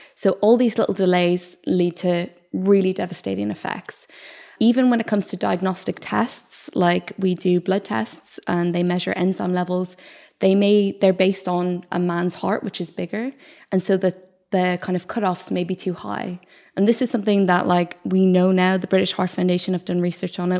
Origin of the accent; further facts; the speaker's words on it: Ireland; accent: Irish; moved away as an adult; also born or lived in South Wales; I'm Irish